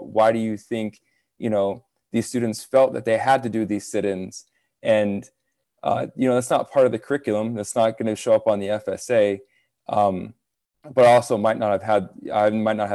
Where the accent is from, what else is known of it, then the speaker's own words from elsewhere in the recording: Broward County, Florida, United States; growing up in Broward County as an Indigenous student